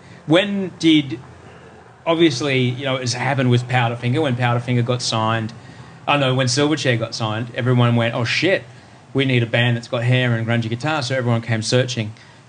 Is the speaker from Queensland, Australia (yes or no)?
yes; Brisbane, Queensland, Australia; What was wild, like, I grew up in Brisbane, and in Brisbane, the Brisbane name at the time, it's changed now because so many Victorians moved to Queensland, but at the time the Brisbane name for a Bogan was Bevan.